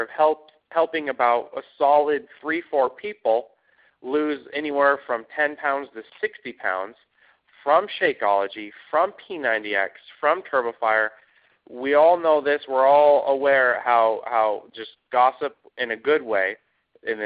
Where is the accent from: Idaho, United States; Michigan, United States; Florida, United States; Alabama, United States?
Idaho, United States; Idaho Falls; moved away as an adult; now in Dallas, United States; I'm from Idaho Falls, Idaho, and just grew up like any other potato farm boy, so to speak, within a small city, about 100,000 people, and ventured out as soon as I turned 18 and ended up in Dallas, Texas